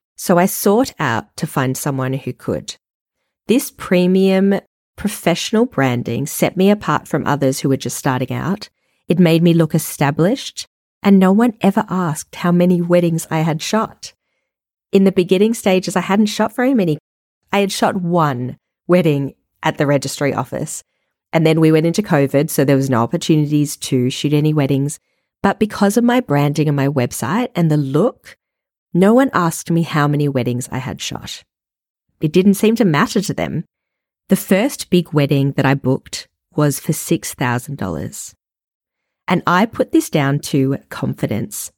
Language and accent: English; Melbourne, Victoria, Australia; moved away; also born or lived in Paris / Perth / New York City; I am an Australian born and bred. I lived in Paris, Perth, and New York City in my younger years, and then moved back to Melbourne, my hometown.